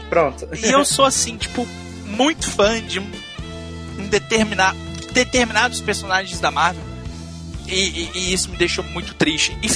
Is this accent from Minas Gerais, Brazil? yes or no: yes; Belo Horizonte, Minas Gerais, Brazil; Eu sou de Belo Horizonte, Minas Gerais.